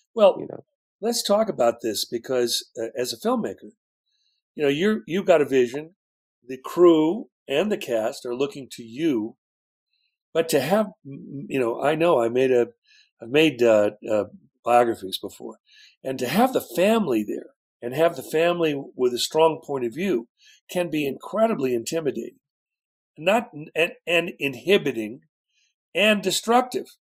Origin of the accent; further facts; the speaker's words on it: West Coast, United States; I'm from the West Coast